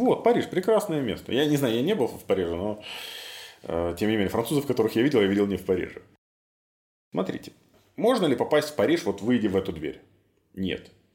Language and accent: Russian; Minsk, Belarus; Я вырос на Ангарской, в северном поселке